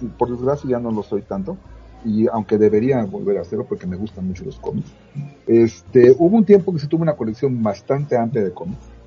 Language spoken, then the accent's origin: Spanish; Veracruz, Mexico; moved away; yo vivía en un pueblito de Veracruz donde llegaban los periódicos del día